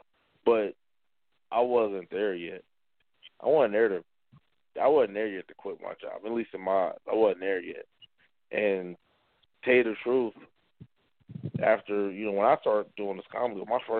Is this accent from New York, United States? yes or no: no; Atlanta, Georgia, United States; now in Nebraska, United States; I'm from Atlanta